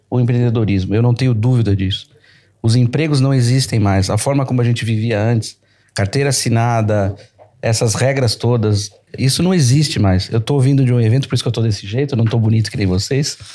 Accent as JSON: {"language": "Portuguese", "region": "São Paulo", "country": "Brazil", "also_born_or_lived": "Rio de Janeiro / Recife / Salvador", "said": "eu sou de São Paulo, morei em outros, morei no Rio, morei em Recife e morei em Salvador."}